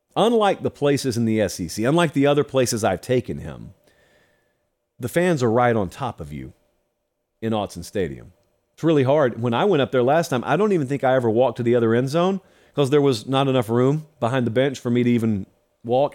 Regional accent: the South, United States; I did not grow up in Indiana. I grew up in the South

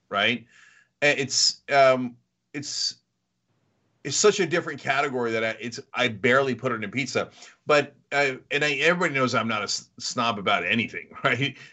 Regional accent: New Jersey, United States; moved away; also born or lived in New York; I grew up in New Jersey, lived in New York

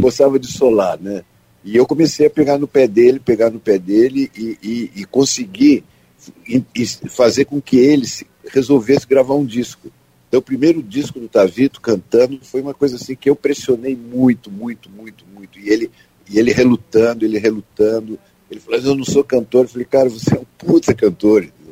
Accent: Ubatuba, São Paulo, Brazil; also born or lived in Santos / Taubaté; eu nasci em Santos, fui criado em Ubatuba. E depois eu fui para, com 10, 11 anos, fui para Taubaté

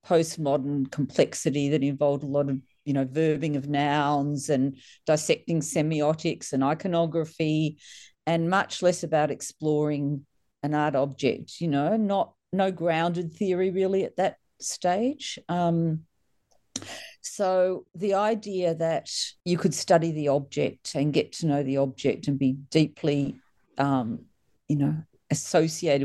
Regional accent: Melbourne, Victoria, Australia; I'm Melbourne born and bred.

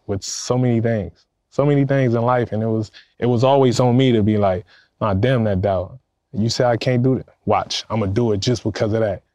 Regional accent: Compton, California, United States; I grew up in Compton, California

